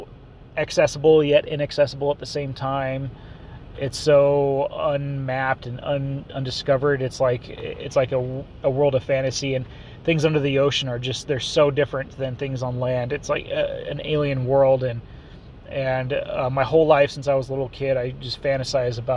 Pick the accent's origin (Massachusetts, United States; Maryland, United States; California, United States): California, United States; Southern; I'm from Southern California. I'm used to being by the ocean at just, you know, 20, 30 minutes away.